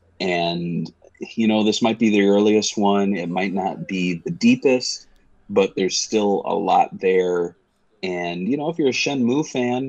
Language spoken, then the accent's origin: English; United States; I'm an American